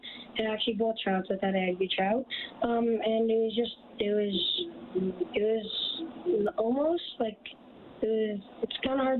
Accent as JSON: {"language": "English", "town": "Airdrie", "region": "Alberta", "country": "Canada", "said": "I'm from Airdrie, Alberta."}